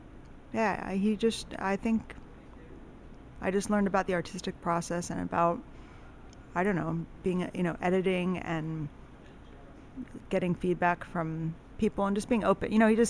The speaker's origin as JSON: {"language": "English", "town": "Miami", "region": "Florida", "country": "United States", "tie": "born or raised there", "also_born_or_lived": "Texas / Princeton, New Jersey", "said": "I grew up all over the place, but mostly Miami. I was in Miami from fifth grade through 11th grade."}